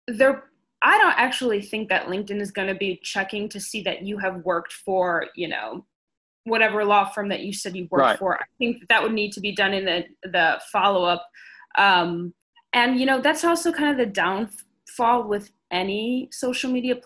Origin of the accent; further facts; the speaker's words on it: Chicago, Illinois, United States; now in Omaha, United States; I am from Chicago and I've met my boss in Chicago.